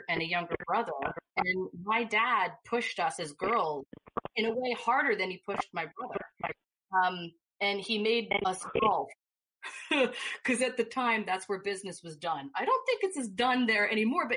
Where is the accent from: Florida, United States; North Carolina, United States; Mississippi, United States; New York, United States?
New York, United States; moved away; I'm a New Yorker